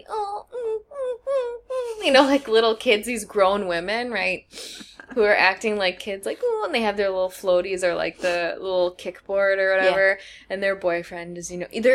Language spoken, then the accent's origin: English; Wisconsin, United States; I'm from Wisconsin